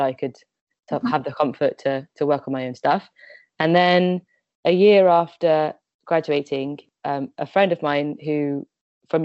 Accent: West Midlands, United Kingdom; I grew up in the West Midlands

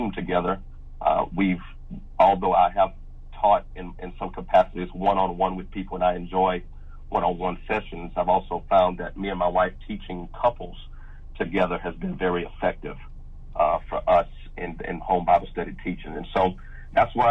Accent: Louisiana, United States; I grew up in Louisiana all my life, born and raised here in Louisiana

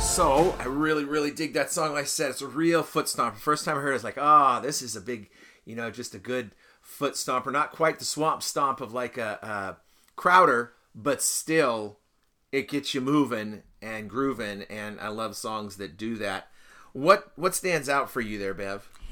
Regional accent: United States; I didn't decide to be an American. I was just an American. I was born here

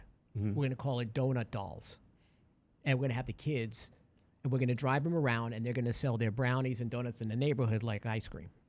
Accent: Brooklyn, New York, United States; So when I was growing up in Brooklyn, there was in the apartment building

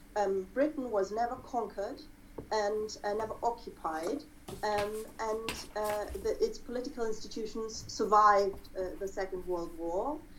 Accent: Germany; me being German and having a let's say conspicuously German last name

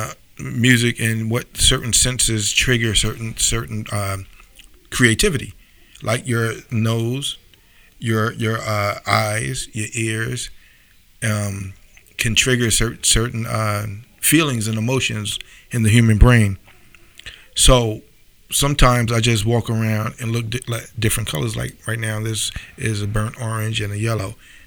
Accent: Mount Vernon, New York, United States; my hometown

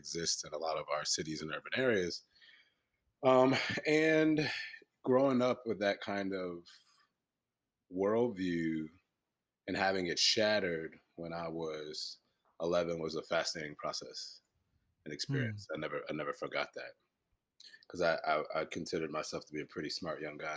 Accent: Hartford, Connecticut, United States; now in Philadelphia, United States; I'm originally from Hartford, Connecticut, you know, a New Englander by trade

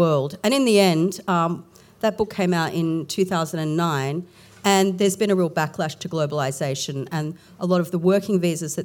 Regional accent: Warrnambool, Victoria, Australia; I grew up in Warrnambool in southwest Victoria.

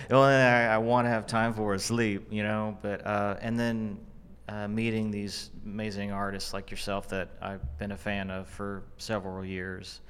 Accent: Fort Worth, Texas, United States; moved away as an adult; now in Dallas, United States; I, I'm from Fort Worth

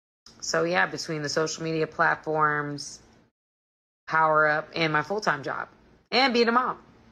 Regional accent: Atlanta, Georgia, United States; I'm not in LA. I'm from Atlanta, Georgia. Atlanta, GA, baby.

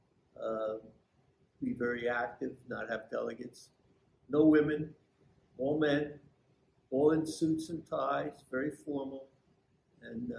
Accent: Belleville, New Jersey, United States; also born or lived in Newark, New Jersey; now in Nutley, United States; I was born in Newark and I lived there until I was not quite seven. I moved into Belleville at that point and got skipped from the second half of first grade into second grade. And continued all through school in Belleville

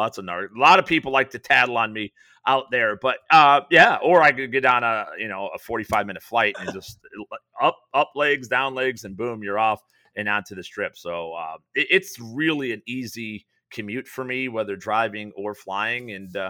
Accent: Chicago, Illinois, United States; I grew up in the South Side of Chicago where we didn't, everybody disagreed, and you think it's violent and they get the reputation.

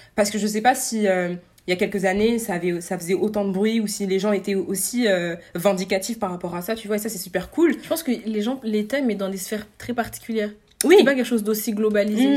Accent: France; en tant que Français

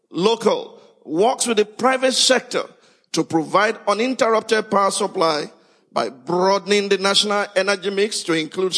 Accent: Nigeria; Fellow Nigerians

